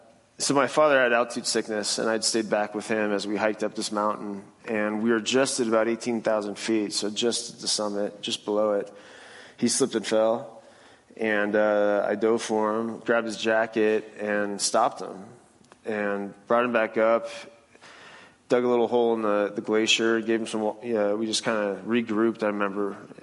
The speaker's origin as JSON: {"language": "English", "town": "Phoenix", "region": "Arizona", "country": "United States", "tie": "born or raised there", "also_born_or_lived": "Pacific Northwest", "said": "I was born in the Pacific Northwest, and real outdoorsy family. My father and I had a lot of experiences in the outdoors. But I was an athlete. We moved to Phoenix, and I went to Brophy, which is a Catholic high school in Phoenix."}